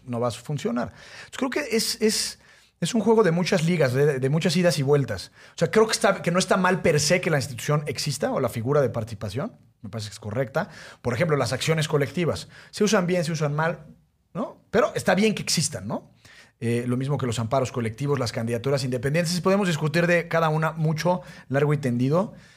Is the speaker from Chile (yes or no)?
no; Mexico